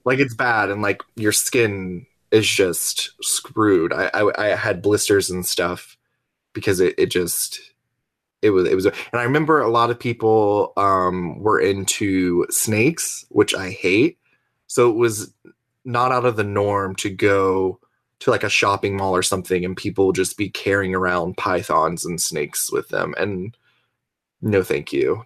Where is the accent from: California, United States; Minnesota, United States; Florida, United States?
Florida, United States; also born or lived in Fort Lauderdale, Florida / Georgia / Charlotte, North Carolina; I am from, uh, Florida. I was actually born in Fort Lauderdale, Florida, but I don't remember much because we moved when I was, like, four or five. Um, but I lived in Florida, lived, uh, a few years growing up in Georgia